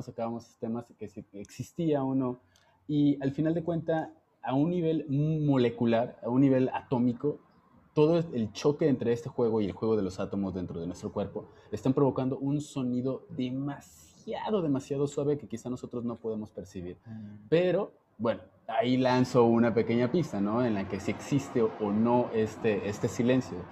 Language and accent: Spanish; Jalisco, Mexico; now in Mexico City, Mexico; yo soy de Jalisco